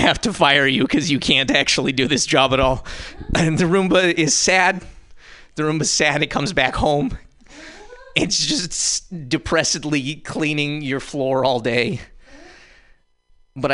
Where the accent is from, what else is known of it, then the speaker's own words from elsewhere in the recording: Montana, United States; now in San Francisco, United States; I'm from Montana, but I live in San Francisco.